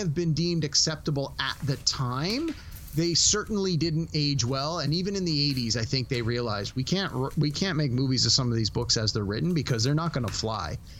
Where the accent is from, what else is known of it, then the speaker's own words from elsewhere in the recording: Canada; As a Canadian